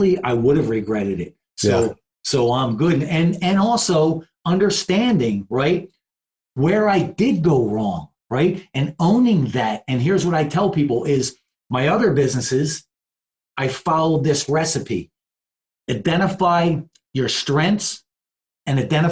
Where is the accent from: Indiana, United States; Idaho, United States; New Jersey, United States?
New Jersey, United States; also born or lived in Philadelphia, Pennsylvania; I'm born and raised in Jersey. My family's from South Philly